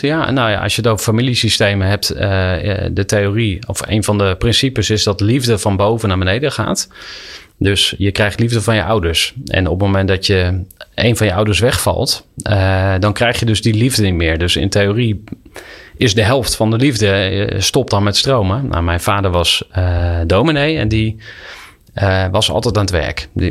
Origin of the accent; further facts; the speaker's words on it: Kampen, Overijssel, Netherlands; moved away as an adult; Ik ben opgegroeid in Kampen te eh, zeer christelijke kampen.